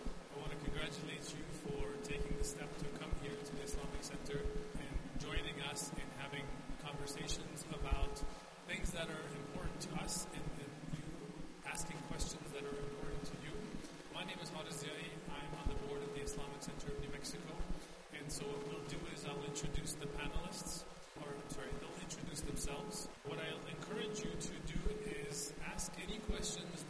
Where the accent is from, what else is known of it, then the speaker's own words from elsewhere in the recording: Afghanistan; now in Albuquerque, United States; I've been here since 1989, and I'm originally from Afghanistan